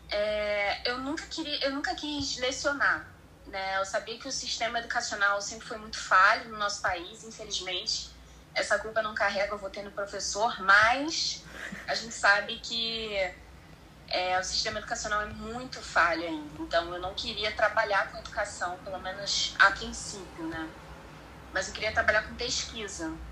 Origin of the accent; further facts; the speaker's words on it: Rio de Janeiro, Brazil; now in Espírito Santo, Brazil; Sim, sou carioca